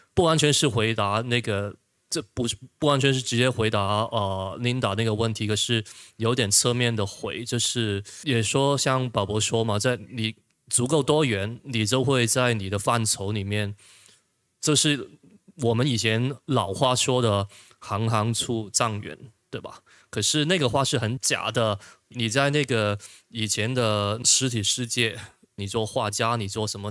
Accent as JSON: {"language": "Chinese", "country": "Hong Kong", "said": "我们香港那边"}